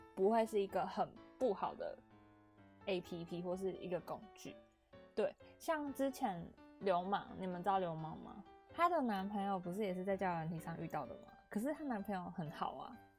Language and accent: Chinese; Yunlin County, Taiwan; 我是云林人嘛